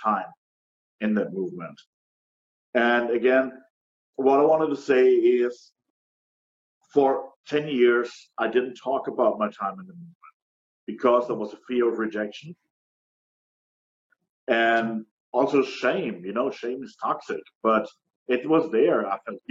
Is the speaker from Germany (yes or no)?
yes; Germany; moved away as an adult; now in United States; I'm originally from Germany